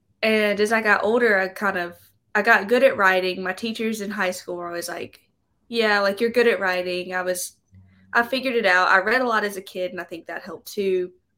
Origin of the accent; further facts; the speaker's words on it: Vicksburg, Mississippi, United States; Mm-hmm. I'm from Vicksburg.